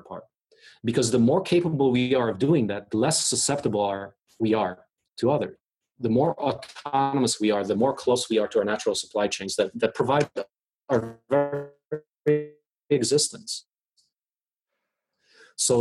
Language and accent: English; Poland; now in United States; I was born in Poland. There were tanks rolling down my streets when I left in 1984